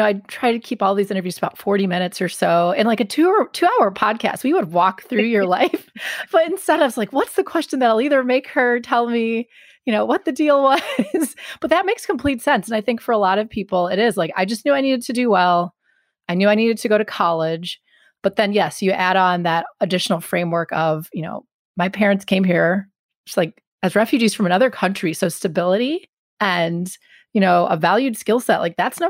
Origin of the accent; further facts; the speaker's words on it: suburb of Milwaukee, Wisconsin, United States; moved away as an adult; also born or lived in Washington, D.C.; I grew up in the Midwest in a suburb of Milwaukee.